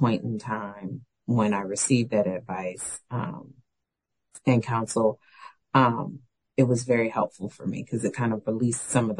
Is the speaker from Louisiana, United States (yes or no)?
yes; New Orleans, Louisiana, United States; moved away; I'm from New Orleans